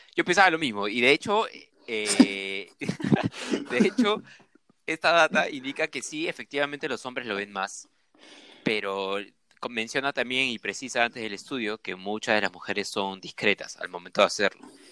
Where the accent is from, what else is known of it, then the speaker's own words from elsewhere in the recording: Peru; como sudaca, como peruano